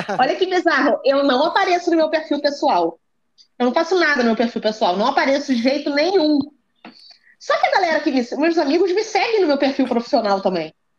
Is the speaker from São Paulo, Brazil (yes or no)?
no; Rio de Janeiro, Brazil; eu pelo menos sou Zona Norte com muito orgulho